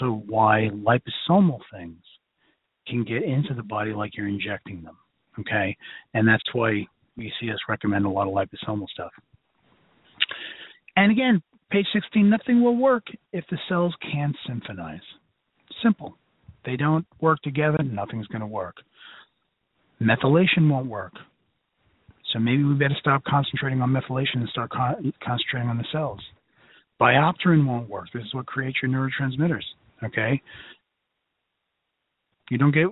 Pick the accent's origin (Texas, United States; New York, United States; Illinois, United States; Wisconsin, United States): New York, United States; New York City; accent: Brooklyn; my Brooklyn accent's coming out tonight